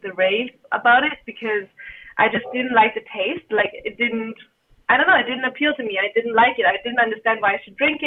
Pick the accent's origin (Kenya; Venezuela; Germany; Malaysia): Germany; now in China; I'm actually born and raised in Germany